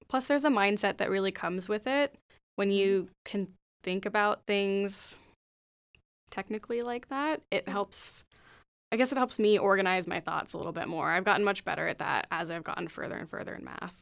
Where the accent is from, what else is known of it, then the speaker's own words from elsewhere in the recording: Gilroy, California, United States; I'm from Gilroy